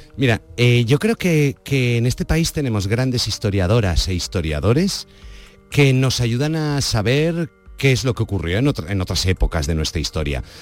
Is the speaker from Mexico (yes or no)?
no; Valencia, Valencian Community, Spain; soy de Valencia, soy valenciano